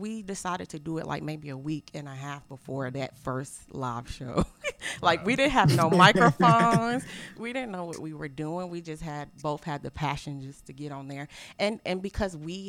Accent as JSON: {"language": "English", "town": "Greensboro", "region": "North Carolina", "country": "United States", "said": "I'm from Greensboro"}